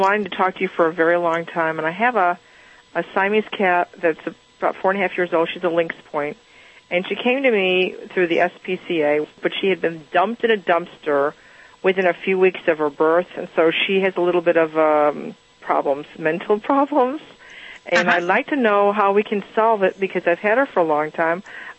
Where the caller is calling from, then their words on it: Amarillo, Texas, United States; Amarillo, Texas.